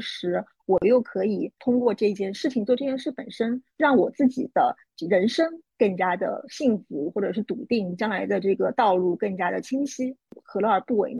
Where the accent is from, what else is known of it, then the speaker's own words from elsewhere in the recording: Shanghai, China; 因为我是上海人